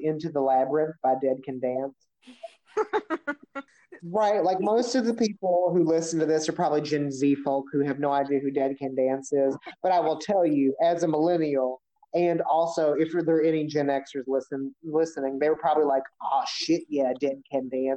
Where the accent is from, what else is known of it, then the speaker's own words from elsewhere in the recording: Kentucky, United States; I'm from Kentucky.